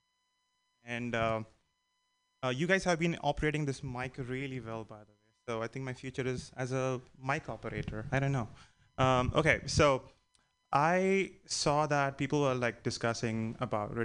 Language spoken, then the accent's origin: English; India; moved away; I'm an immigrant, and I think by now you'd have known that I'm from India